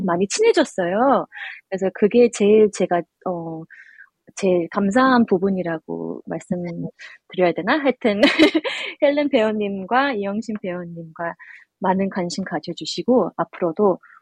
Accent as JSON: {"language": "Korean", "country": "Australia", "tie": "born or raised there", "also_born_or_lived": "South Korea", "said": "호주에서는 네. 처음 제사를 지내다 보니"}